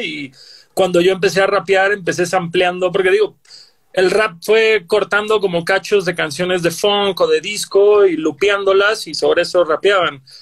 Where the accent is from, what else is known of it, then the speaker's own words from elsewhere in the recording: Cancún, Quintana Roo, Mexico; yo que soy de Cancún